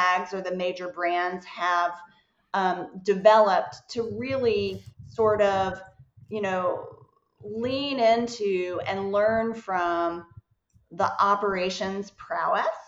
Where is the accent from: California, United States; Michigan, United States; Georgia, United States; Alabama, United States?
Georgia, United States; Atlanta; I am from Atlanta.